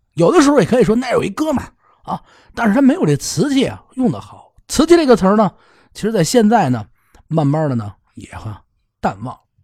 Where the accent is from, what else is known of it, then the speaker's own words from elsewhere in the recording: Beijing, China; 咱们北京人